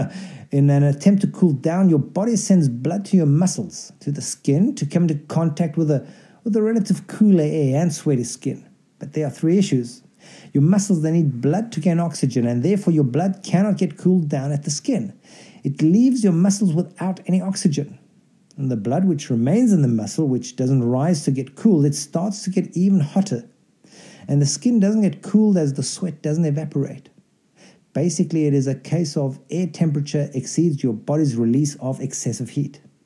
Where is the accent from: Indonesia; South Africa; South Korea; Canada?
South Africa; moved away; also born or lived in Delhi / Mexico; I grew up in South Africa